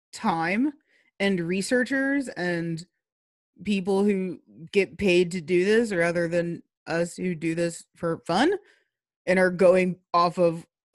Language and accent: English; North Texas, United States; longtime listeners of this podcast know that I'm from North Texas.